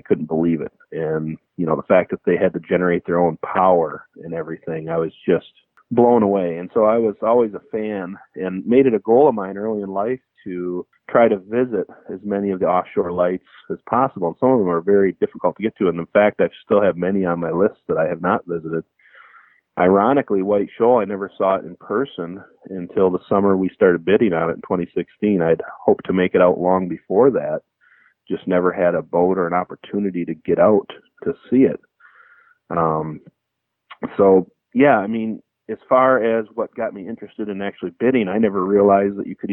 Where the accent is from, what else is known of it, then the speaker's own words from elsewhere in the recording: Michigan, United States; growing up in Michigan